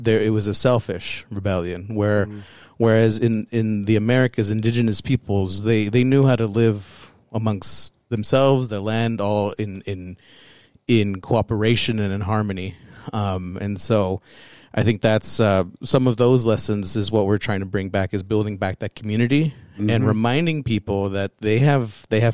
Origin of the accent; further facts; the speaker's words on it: United States; also born or lived in Texas / Wyoming / Mexico (heritage); I grew up in Texas and in Wyoming.